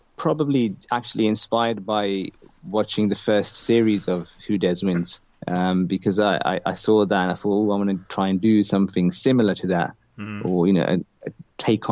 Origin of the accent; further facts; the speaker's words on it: Slough, South East England, United Kingdom; my hometown in Slough